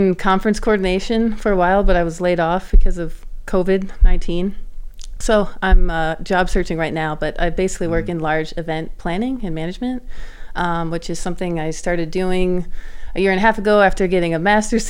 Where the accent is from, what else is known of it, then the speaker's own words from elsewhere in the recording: Greenwich, Connecticut, United States; I'm from Greenwich. I grew up there, and I've been going to St. John's for about the last 3 years